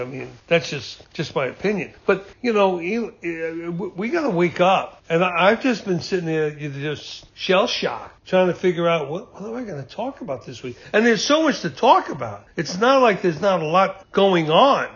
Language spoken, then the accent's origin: English; United States; I'm an American through and through. This is my country